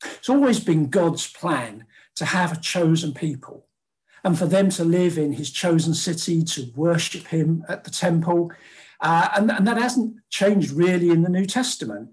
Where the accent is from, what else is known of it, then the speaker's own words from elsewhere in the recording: London, United Kingdom; born and bred in South London, never been north of the Watford Gap, uh, Londoner, Briton through and through